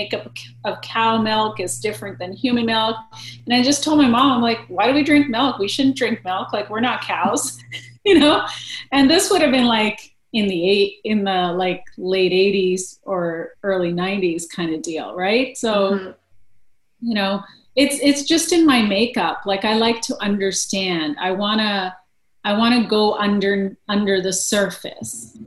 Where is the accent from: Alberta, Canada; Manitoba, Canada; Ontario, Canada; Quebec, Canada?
Manitoba, Canada; Winnipeg; moved away as an adult; also born or lived in India; I'm a prairie girl, so I was born and raised in Winnipeg, Manitoba